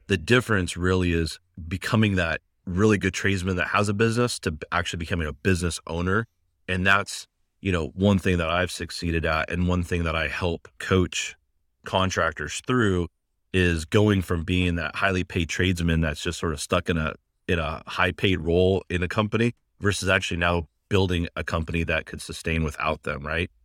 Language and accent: English; Seattle, Washington, United States; also born or lived in Pullman, Washington; I came home from Pullman back to Seattle at the time